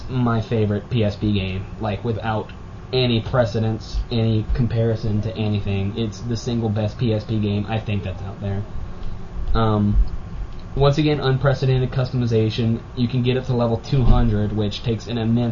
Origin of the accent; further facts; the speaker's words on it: Cajun, Louisiana, United States; I'm Cajun